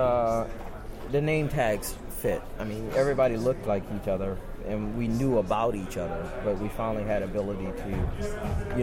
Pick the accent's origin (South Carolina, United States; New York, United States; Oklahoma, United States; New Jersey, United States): South Carolina, United States; now in Tampa, United States; I grew up in South Carolina